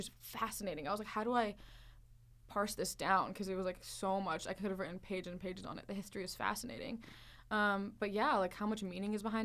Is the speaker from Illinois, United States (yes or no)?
no; Northern Virginia, United States; also born or lived in Dubai; my concrete idea of home is Northern Virginia